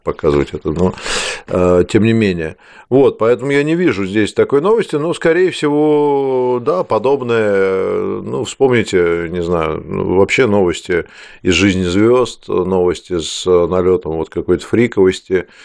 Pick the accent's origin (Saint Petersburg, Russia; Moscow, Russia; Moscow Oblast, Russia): Saint Petersburg, Russia; мой родной город